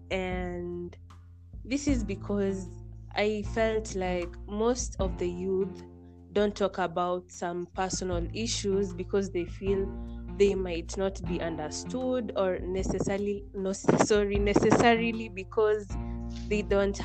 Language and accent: English; Kenya; I'm from Kenya